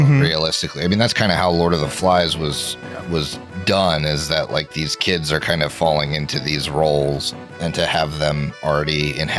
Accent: Philadelphia, Pennsylvania, United States; now in Columbus, United States; I'm from Philly.

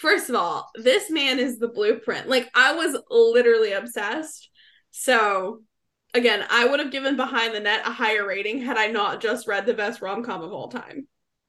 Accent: Canton, Georgia, United States; because I'm from Atlanta, but I'm from like a little bit outside of Atlanta. So in like Canton, we would go to parties in the woods.

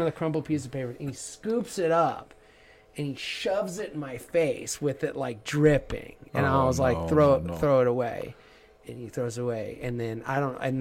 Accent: Southern New Mexico, United States; I grew up in Southern New Mexico

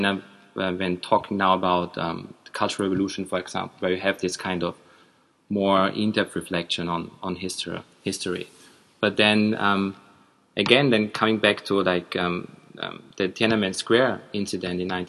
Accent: Austria; growing up in Austria in like 80s, 90s

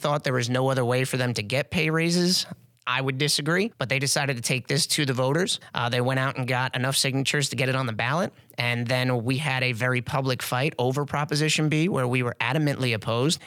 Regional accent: Texas, United States; I was from Texas

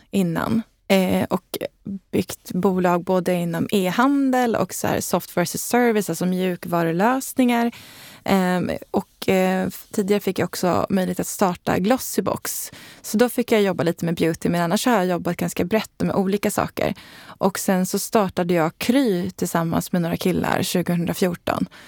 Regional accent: Leksand, Dalarna County, Sweden; Eh, ja, men jag är uppvuxen i Dalarna och i Leksand och älskar att vara på landet.

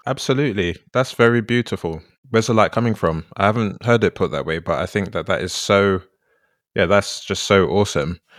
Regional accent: London, United Kingdom; moved away as an adult; I grew up in London my whole life, and then I went to live in a different part of the country for a bit.

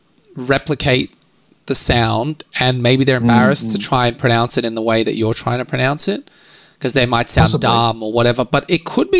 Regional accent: Australia

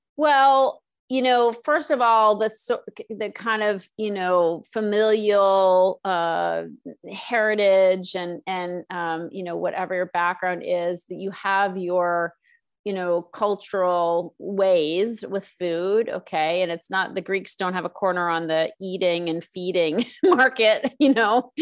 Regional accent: East Coast, United States; now in Los Angeles, United States; I'm from the East Coast

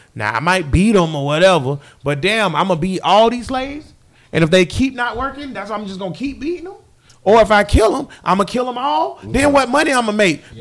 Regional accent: the South, United States; I'm from the South

